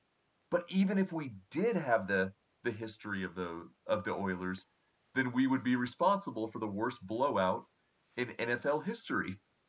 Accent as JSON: {"language": "English", "town": "Houston", "region": "Texas", "country": "United States", "said": "I come from Houston"}